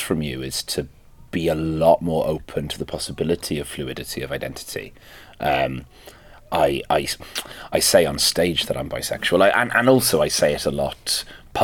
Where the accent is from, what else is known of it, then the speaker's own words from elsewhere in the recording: Wales, United Kingdom; first language Welsh; English is a second language; being a Welsh speaker and a second language English speaker